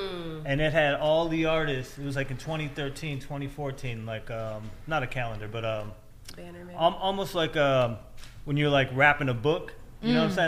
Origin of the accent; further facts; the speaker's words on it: Cleveland, Ohio, United States; we're from Cleveland.